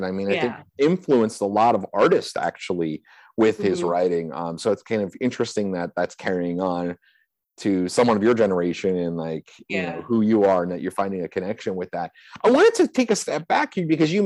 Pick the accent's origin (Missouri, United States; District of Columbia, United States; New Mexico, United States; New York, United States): District of Columbia, United States; Washington; moved away as an adult; also born or lived in New Jersey / Los Angeles; now in Savannah, United States; I was born in New Jersey, but I grew up in the Washington DC area